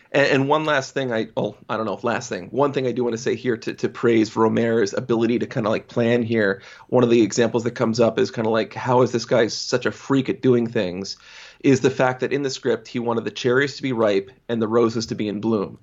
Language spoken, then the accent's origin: English; United States; as an American